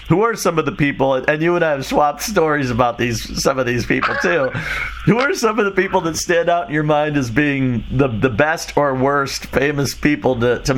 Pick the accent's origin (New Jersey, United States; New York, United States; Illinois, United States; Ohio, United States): Illinois, United States; Chicago; Because I grew up in Chicago, and I was there when before Smashing Pumpkins became huge